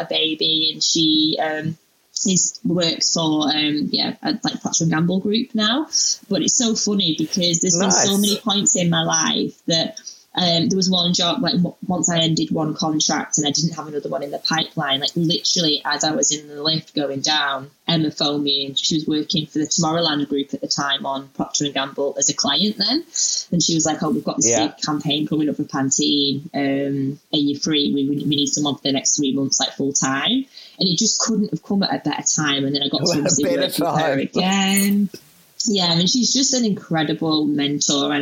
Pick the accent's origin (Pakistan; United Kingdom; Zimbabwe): United Kingdom; moved away as an adult; now in Australia; I'm a Brit